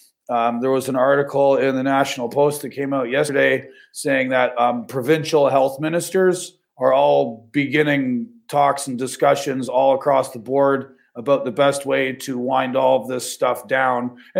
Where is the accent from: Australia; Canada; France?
Canada; I've been a trucker my entire life. I'm from Canada.